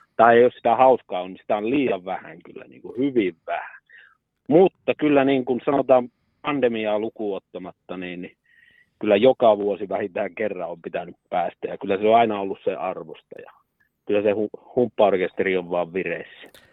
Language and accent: Finnish; Karstula, Central Finland, Finland; mä olen Karstulasta kotoisin